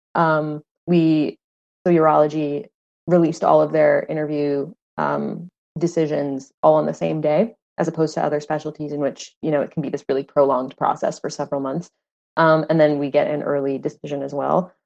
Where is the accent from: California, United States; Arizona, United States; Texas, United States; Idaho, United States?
Arizona, United States; Phoenix; moved away as an adult; also born or lived in New York City; I'm from Phoenix. Um, I grew up in Phoenix